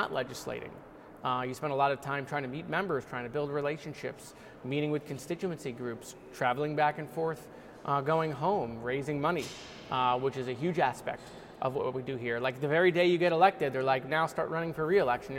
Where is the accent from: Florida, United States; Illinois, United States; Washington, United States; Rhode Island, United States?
Florida, United States; Parkland; I was a county commissioner in Broward County, where I'm from